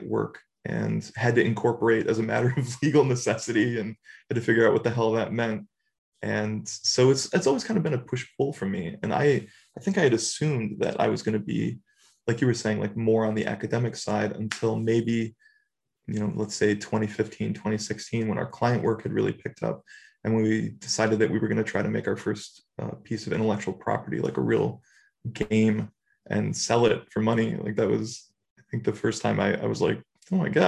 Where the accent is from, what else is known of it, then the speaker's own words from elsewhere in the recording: Buffalo, New York, United States; moved away as an adult; I come from Buffalo, New York, family of steelworkers